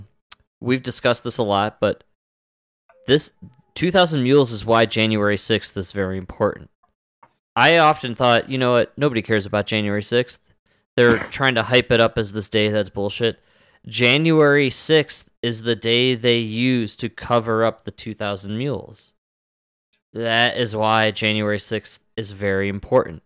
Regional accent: Chicago, Illinois, United States; we're all from Chicago.

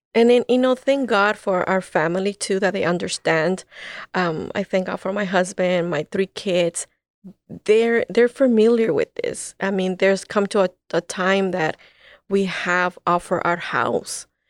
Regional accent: El Salvador; now in United States; I'm from El Salvador. My parents left El Salvador because of the war

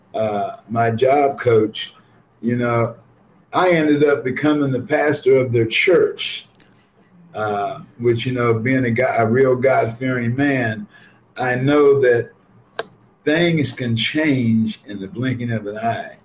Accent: Ohio, United States; now in Chicago, United States; I grew up in Ohio.

